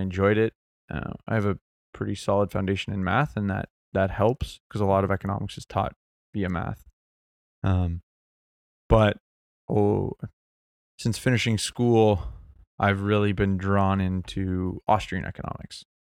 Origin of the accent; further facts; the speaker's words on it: Mississauga, Ontario, Canada; I grew up in Mississauga, so Saga City